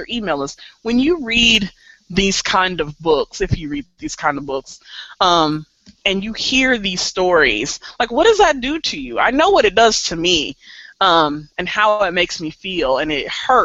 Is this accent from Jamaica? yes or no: no; Missouri, United States; I'm from Missouri